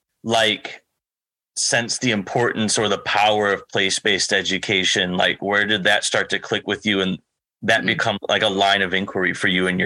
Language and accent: English; Midwest, United States; I'm from the Midwest